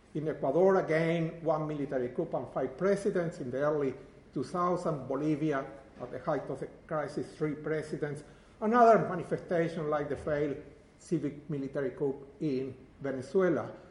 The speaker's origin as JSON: {"language": "English", "country": "Uruguay", "moved": "yes", "said": "I am from Uruguay"}